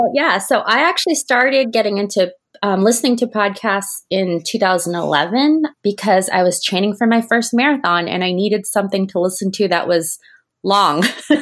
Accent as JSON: {"language": "English", "country": "Japan", "tie": "born or raised there", "lives_now": "Orlando, United States", "said": "I grew up in Japan and actually grew up with my home park being the Tokyo Disney Resort."}